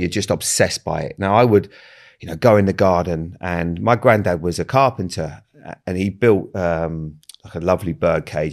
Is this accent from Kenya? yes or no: no; Bournemouth, South West England, United Kingdom; I grew up in Bournemouth